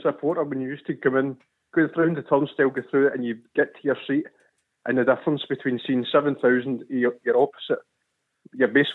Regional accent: Scotland, United Kingdom; we're Scottish people.

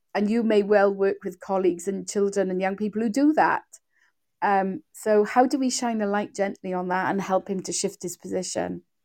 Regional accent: Wales, United Kingdom; accent: Welsh; you probably can hear from my voice that I'm Welsh

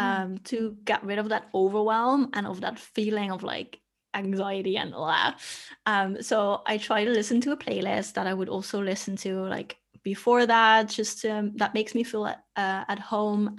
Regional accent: Netherlands; moved away as an adult; also born or lived in Australia; I left my home country, which is the Netherlands

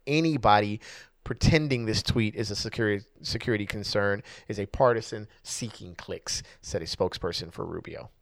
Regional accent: United States; I'm Black American

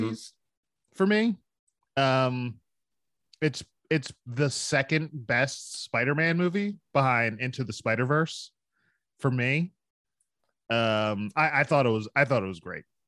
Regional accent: Philadelphia, Pennsylvania, United States; moved away; I'm from Philadelphia

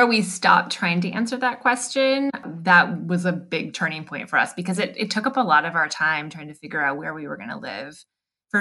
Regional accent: Madison, Wisconsin, United States; moved away as an adult; also born or lived in Vermont / Nîmes, France / Paris, France / Copenhagen, Denmark; now in Heidelberg, Germany; I grew up in Madison, Wisconsin.

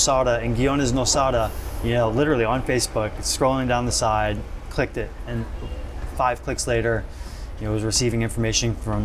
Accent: New Orleans, Louisiana, United States; now in Costa Rica; I'm born and raised in New Orleans, but I've lived in 4 countries to date

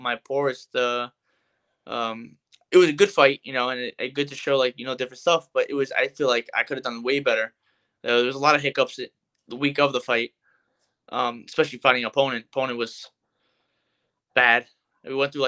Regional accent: New York City, New York, United States; I'm from New York. I'm from Staten Island.

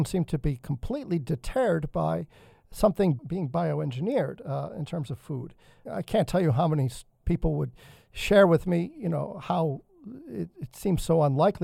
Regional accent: New England, United States; growing up in New England

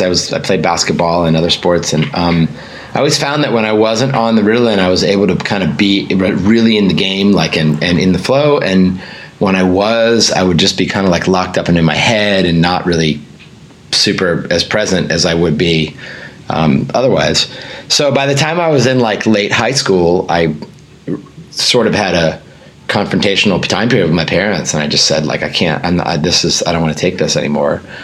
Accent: Northern Virginia, United States; I grew up in Northern Virginia

